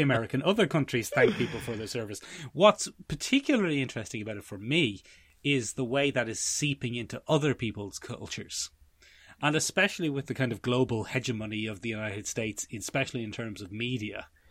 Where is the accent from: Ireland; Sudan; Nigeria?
Ireland